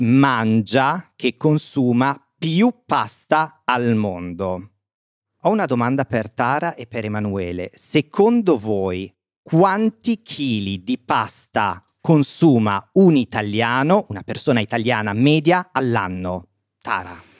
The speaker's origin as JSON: {"language": "Italian", "area": "province of Bergamo", "region": "Lombardy", "country": "Italy", "tie": "born or raised there", "said": "vicino al mio paese, nel nord Italia, quindi nella provincia di Bergamo"}